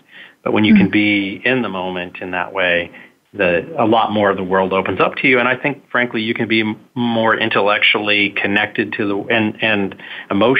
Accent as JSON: {"language": "English", "town": "Kansas City", "region": "Missouri", "country": "United States", "tie": "born or raised there", "moved": "yes", "said": "my hometown of Kansas City"}